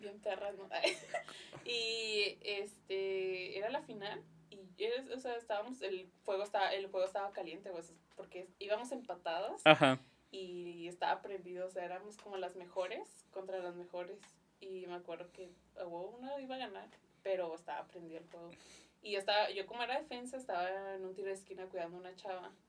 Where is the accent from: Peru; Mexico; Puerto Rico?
Mexico; Ciudad Juárez, Chihuahua; aquí nací en Juárez